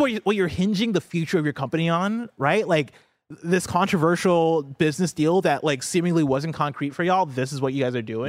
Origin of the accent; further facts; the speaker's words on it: Champaign, Illinois, United States; moved away; I grew up in Champaign, Illinois, which is a town that's, like, in central Illinois